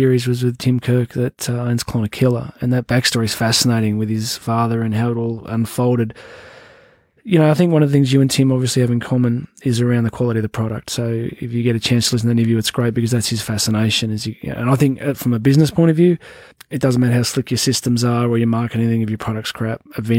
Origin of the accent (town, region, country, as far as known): Newcastle, New South Wales, Australia; born or raised there